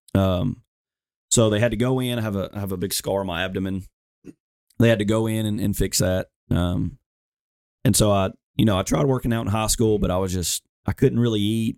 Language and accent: English; Alabama, United States; I'm from Alabama